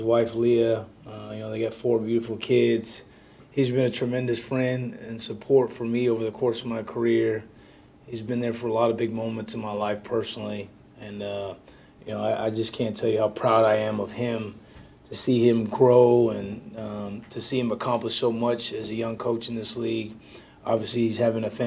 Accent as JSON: {"language": "English", "region": "Southern California", "country": "United States", "tie": "born or raised there", "moved": "yes", "said": "growing up in Southern California, having our roots there"}